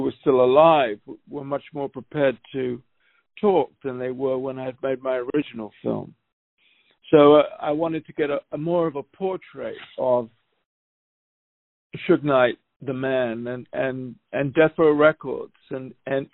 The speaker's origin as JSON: {"language": "English", "country": "United Kingdom", "said": "as a Brit"}